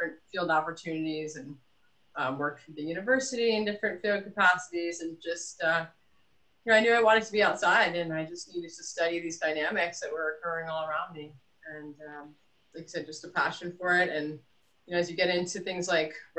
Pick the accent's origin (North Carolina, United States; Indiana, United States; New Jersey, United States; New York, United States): New Jersey, United States; I grew up in urban New Jersey